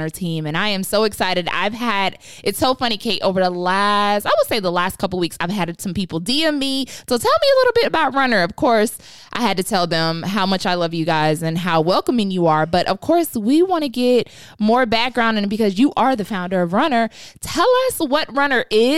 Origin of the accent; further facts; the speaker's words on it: Atlanta, Georgia, United States; I'm born and raised in Atlanta